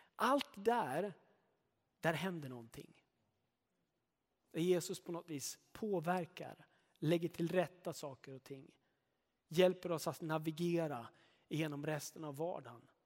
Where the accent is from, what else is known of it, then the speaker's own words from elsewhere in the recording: Sweden; Jag är svensk